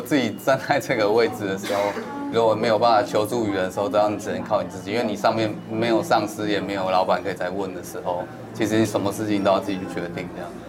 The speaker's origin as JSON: {"language": "Chinese", "region": "Taipei", "country": "Taiwan", "tie": "born or raised there", "said": "因为是在这边土生土长"}